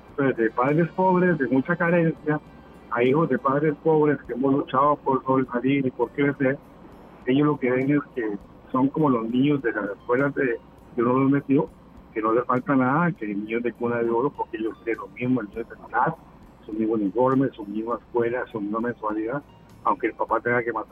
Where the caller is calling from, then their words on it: Tibás, San José, Costa Rica; Hola, hola … de Tibás, ¿cómo está?